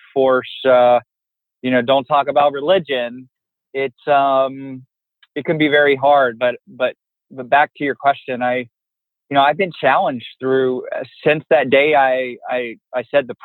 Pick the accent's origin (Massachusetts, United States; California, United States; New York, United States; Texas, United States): Texas, United States; Fort Worth; grew up in Fort Worth